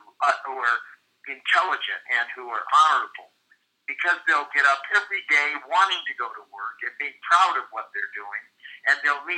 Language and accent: English; Midwest, United States; I'm from the Midwest